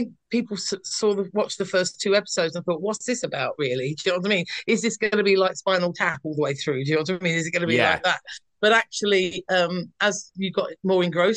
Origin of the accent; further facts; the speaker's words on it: London, United Kingdom; moved away as an adult; now in North of England, United Kingdom; I come from South East London, and at this point I had moved to up north where I live now.